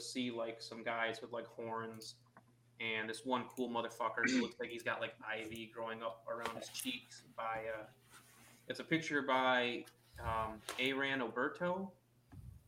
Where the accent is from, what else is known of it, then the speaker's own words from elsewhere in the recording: United States; I was born here. I was born in America